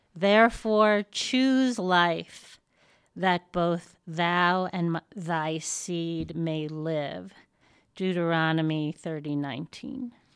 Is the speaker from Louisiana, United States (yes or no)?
no; New York, United States; moved away as an adult; now in Westcliffe, United States; am a Jew from New York